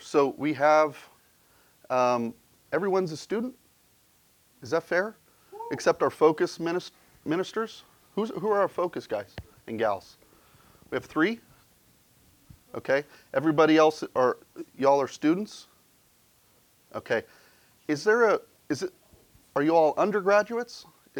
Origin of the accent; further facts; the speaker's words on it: Ireland; because being an Irishman, I am motivated primarily by a sense of guilt.